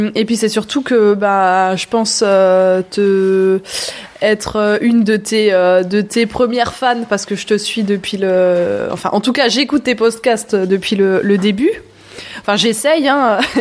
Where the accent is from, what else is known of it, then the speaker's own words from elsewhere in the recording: Sélestat, Grand Est, France; moved away as an adult; now in Haut-Rhin, France; je viens du cœur de l'Alsace, de Célestat, la, ville des premiers sapins de Noël. Euh, voilà, j'ai toujours grandi, euh, grandi là-bas